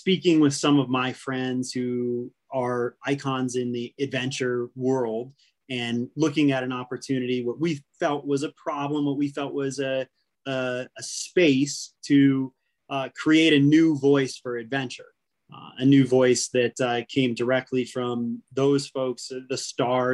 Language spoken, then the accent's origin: English; New England, United States; moved away as an adult; also born or lived in New Hampshire; now in Colorado, United States; My passion was writing and in particular skiing growing up in New England. And I had moved to Colorado